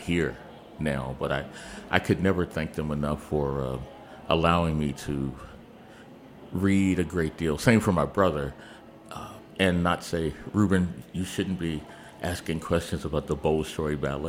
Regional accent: Augusta, Georgia, United States; born there; now in Washington, D.C., United States; No, we moved to D.C. in August of 1958. I was born in Augusta, Georgia

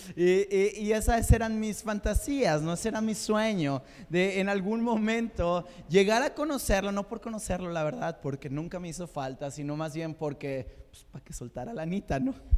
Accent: Mexico; Somos, somos el macho mexicano

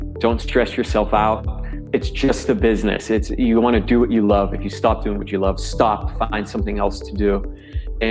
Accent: Pittsburgh, Pennsylvania, United States; I pretty much grew up there

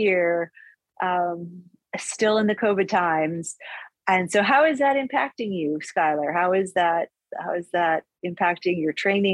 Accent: Manchester, New Hampshire, United States; moved away; I grew up in New Hampshire.

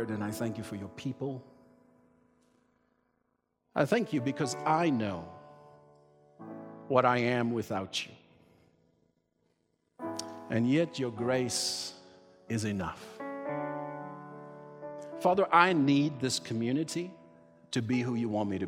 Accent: South Africa; moved away; When I was growing up in South Africa, and my dad was a pastor

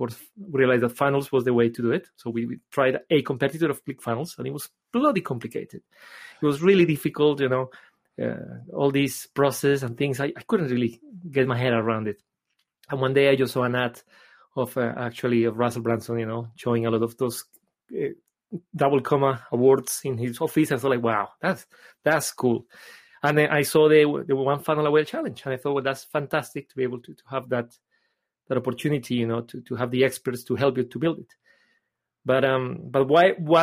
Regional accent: Colombia; English is a second language; moved away as an adult; now in England, United Kingdom; I am originally from Colombia. You may have noticed because of my accent. And I moved to England back in 2005.

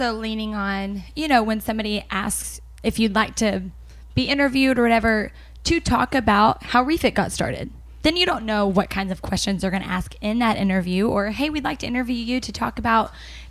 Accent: Waco, Texas, United States; I was born in Waco in the year of 1987

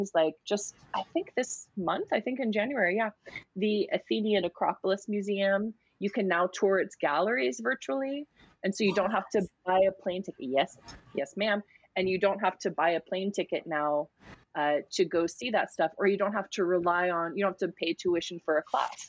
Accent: United States; I'm American.

